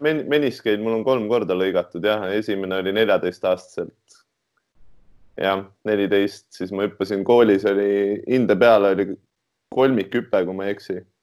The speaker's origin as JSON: {"language": "Estonian", "town": "Tartu", "region": "Tartu County", "country": "Estonia", "tie": "born or raised there", "also_born_or_lived": "Tallinn", "moved": "as an adult", "said": "üdini, üdini Tartu poiss"}